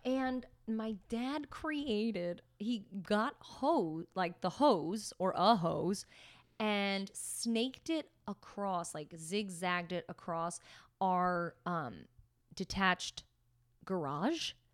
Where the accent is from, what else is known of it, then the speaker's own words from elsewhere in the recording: Pennsylvania, United States; also born or lived in Staten Island, New York; When we moved to Pennsylvania when I was just turning seven